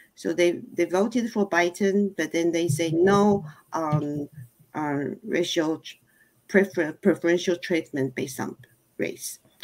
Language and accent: English; Taiwan; moved away as an adult; also born or lived in Germany / California; now in Cupertino, United States; originally from Taiwan, and then that was um, almost 30 years ago. And so I've been in US uh, longer than I was uh, at my home country